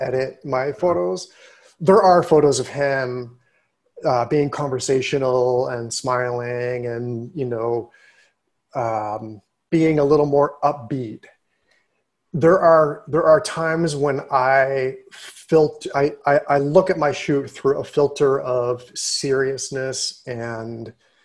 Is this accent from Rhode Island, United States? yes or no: no; Pittsburgh, Pennsylvania, United States; also born or lived in Rochester / New Haven; because I grew up in Pittsburgh.